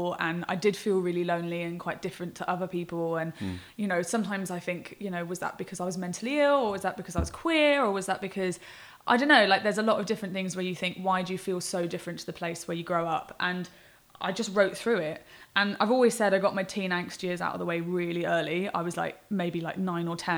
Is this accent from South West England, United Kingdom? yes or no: yes; Swindon, South West England, United Kingdom; moved away; we didn't meet in Swindon, but we're both from Swindon